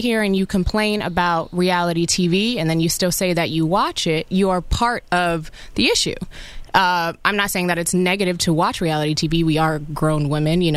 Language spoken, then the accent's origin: English; New York City, New York, United States; I'm from Brooklyn. I'm from Coney Island. I'm from the projects